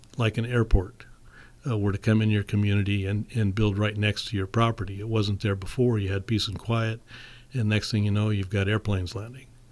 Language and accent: English; St. Helena, California, United States; I was born and raised in St. Helena